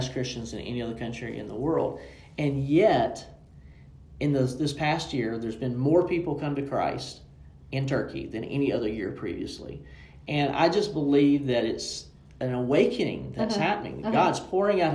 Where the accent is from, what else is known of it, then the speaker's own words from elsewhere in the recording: Sandy Cross, Georgia, United States; moved away as an adult; also born or lived in London; I'm from Sandy Cross, Georgia. We don't even have a caution light in Sandy Cross, Georgia